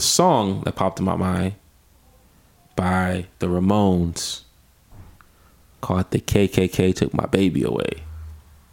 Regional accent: Detroit, Michigan, United States; I'm from the Detroit area

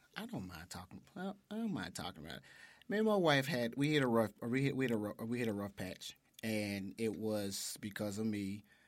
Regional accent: Memphis, Tennessee, United States; also born or lived in St. Louis; I was born and raised in South Memphis

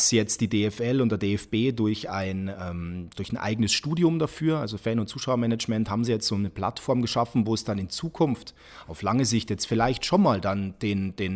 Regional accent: Ingolstadt, Bavaria, Germany; born there; Und das ist in meinem Ausweis so, nämlich ich wurde einfach in Ingolstadt geboren. Punkt.

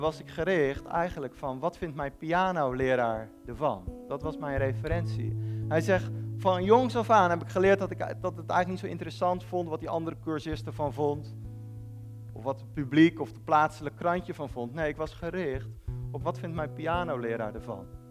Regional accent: Netherlands; ik als Nederlander

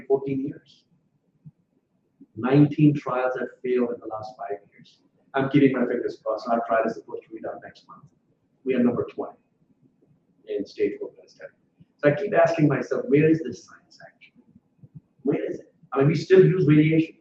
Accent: Buffalo, New York, United States; I grew up in Buffalo

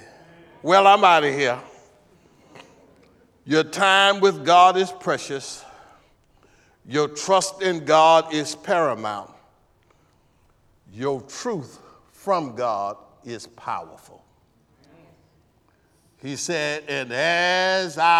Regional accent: El Dorado, Arkansas, United States; I'm from El Dorado, Arkansas. El Dorado High School, class of 72

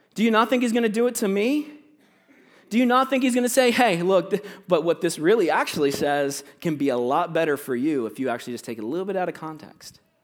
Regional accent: Florida, United States; moved away as an adult; also born or lived in Virginia; now in Canada; I'm from Virginia, right? But I grew up in Florida

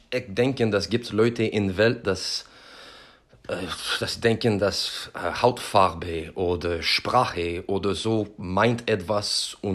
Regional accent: Quebec, Canada; German is a second language; das erinnert mich an, an meine Heimat ähm, in Quebec.

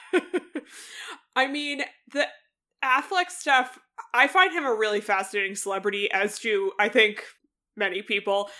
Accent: outside of Boston, Massachusetts, United States; I grew up outside of Boston

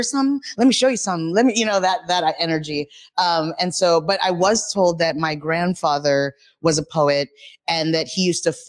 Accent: Los Angeles, California, United States; moved away as an adult; now in Seattle, United States; I'm originally from Los Angeles, California

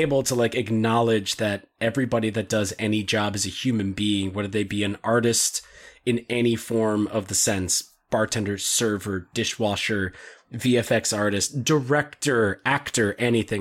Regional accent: United States; I'm an American

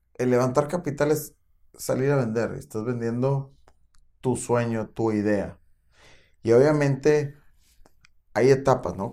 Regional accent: Mexico; tenemos una supercultura como mexicanos

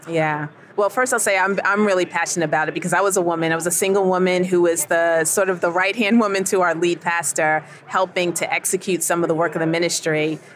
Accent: New York City, New York, United States; moved away as an adult; now in Southern United States; So I'm originally from New York. I was born in Queens, New York. Lived in upstate for a while, but have lived down south for a good part of my adult life

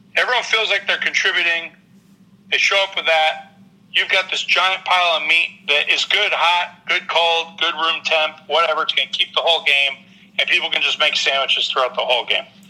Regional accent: New England, United States; moved away; growing up in New England

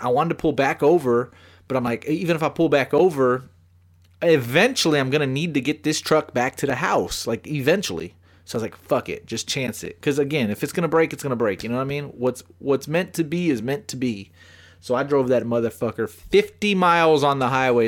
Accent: Bastrop, Texas, United States; now in San Antonio, United States; I'm from Smithville and Bastrop.

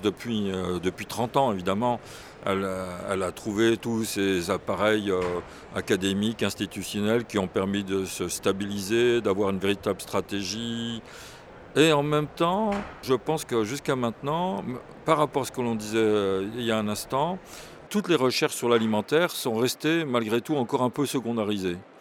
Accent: Burgundy, Bourgogne-Franche-Comté, France; je viens de Bourgogne, je suis né en Bourgogne

